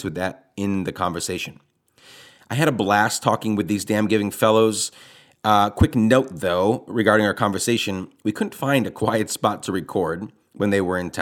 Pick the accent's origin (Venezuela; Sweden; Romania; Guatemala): Guatemala; moved away as an adult; also born or lived in Rochester, New York; I was born in New York, but raised in Guatemala from 9 to, you know, when I got out of high school